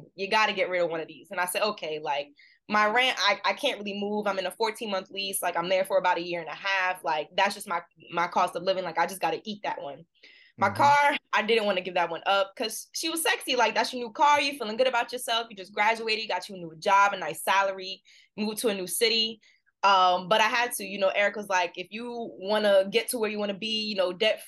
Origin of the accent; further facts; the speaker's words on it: New Jersey, United States; moved away as an adult; also born or lived in South Carolina; now in Boston, United States; I'm from New Jersey, but went to school at USC